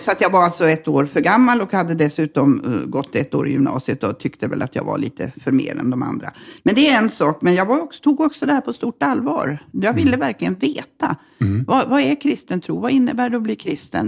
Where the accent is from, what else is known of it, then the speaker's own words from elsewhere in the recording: Norrbotten County, Sweden; also born or lived in Luleå / Malmberget / Sikfors; vi bodde i Norrbotten till jag var tio ungefär och eh, på lite olika ställen. Eh, men eh, Luleå, mesta